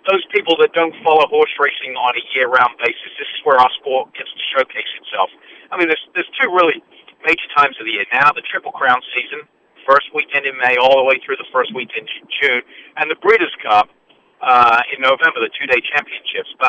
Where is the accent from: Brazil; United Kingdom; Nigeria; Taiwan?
United Kingdom; England; moved away; I was born and raised in England